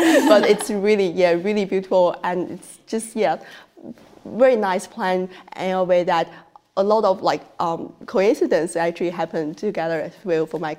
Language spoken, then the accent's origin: English; Xi'an, Shaanxi, China; accent: Chinese accent; English is a second language; moved away as an adult; now in Adelaide, Australia; I'm probably already tell this from my strong accent, like the Chinese accent, that I was born and raised in China. And it was actually a very historic city called Xi'an